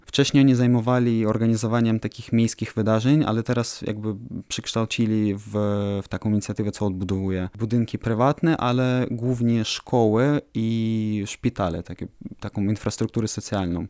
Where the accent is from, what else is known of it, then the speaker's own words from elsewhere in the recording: Ukraine; jestem architektem z Ukrainy